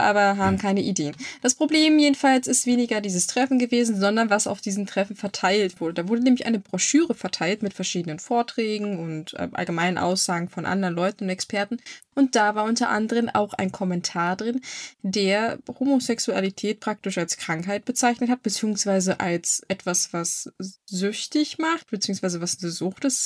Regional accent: Germany; bei uns in Deutschland

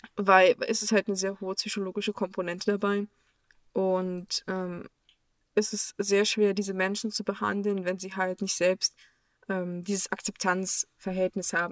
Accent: Germany; uns in Deutschland

